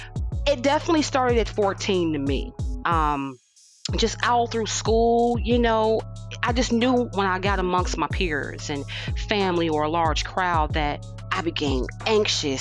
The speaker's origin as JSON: {"language": "English", "town": "Gary", "region": "Indiana", "country": "United States", "moved": "yes", "lives_now": "Houston, United States", "said": "I'm originally from Gary, Indiana"}